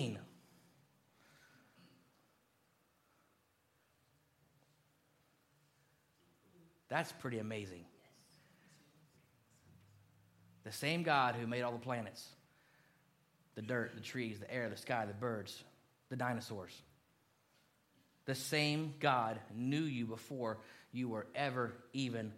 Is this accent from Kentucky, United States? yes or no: yes; Kentucky, United States; moved away; I was born in Kentucky, lived there a long time